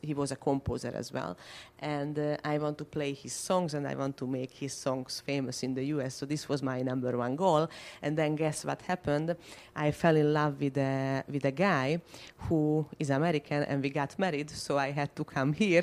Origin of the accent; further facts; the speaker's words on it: Budapest, Hungary; moved away as an adult; now in Florida, United States; I am from Hungary, from Budapest. I moved to the US uh, last year